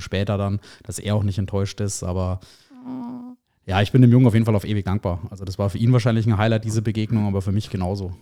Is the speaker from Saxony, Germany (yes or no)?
no; Erlangen, Bavaria, Germany; gebürtig aus Erlangen, also ein waschechter Franke sozusagen, bin der Region auch immer treu geblieben